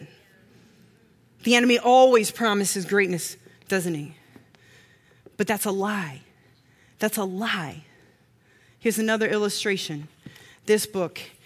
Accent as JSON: {"language": "English", "region": "Missouri", "country": "United States", "said": "from Missouri"}